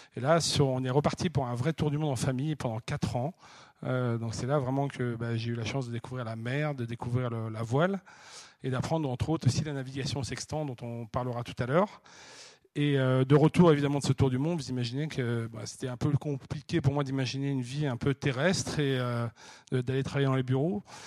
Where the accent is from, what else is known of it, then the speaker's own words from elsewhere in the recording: La Chaux-de-Fonds, Neuchâtel, Switzerland; moved away; je suis né à la Chaux-de-Fonds